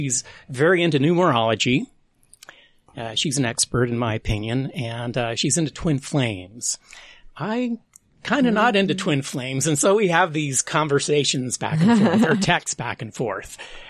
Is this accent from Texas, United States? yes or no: no; Ogden, Utah, United States; When I was a kid growing up in Utah, in Ogden, there was a place called the Fun Shop downtown on Washington Boulevard. And this was in the 70s, mid-70s